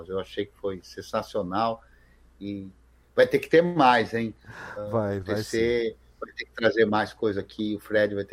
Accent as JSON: {"language": "Portuguese", "country": "Brazil", "said": "eu sou brasileiro e eu sou branco, né?"}